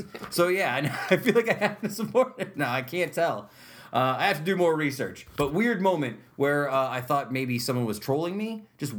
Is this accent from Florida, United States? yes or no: no; Utica, New York, United States; I grew up on Ballantyne Bray.